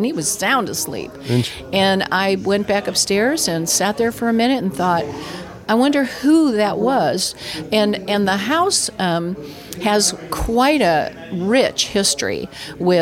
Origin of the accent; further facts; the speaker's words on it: St. Petersburg, Florida, United States; moved away as an adult; we came from Florida and where I grew up, St. Petersburg